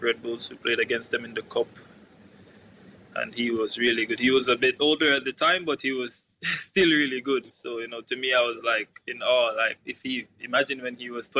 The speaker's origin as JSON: {"language": "English", "town": "Kingston", "country": "Jamaica", "tie": "born or raised there", "moved": "yes", "lives_now": "Norway", "said": "growing up in my community, I'm from East Kingston."}